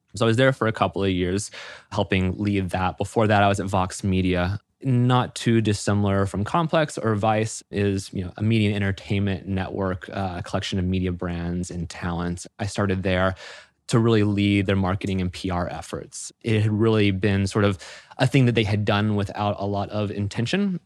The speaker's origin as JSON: {"language": "English", "region": "Florida", "country": "United States", "tie": "born or raised there", "moved": "as an adult", "said": "I had moved up from my hometown in Florida"}